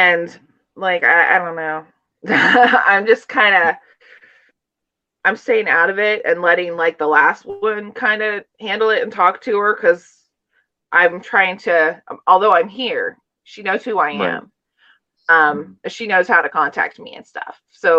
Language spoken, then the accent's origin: English; Appalachia, United States; as well as kind of growing up in Appalachia out on a farm, mm-hmm. and not really feeling like I belonged and kind of getting out of that.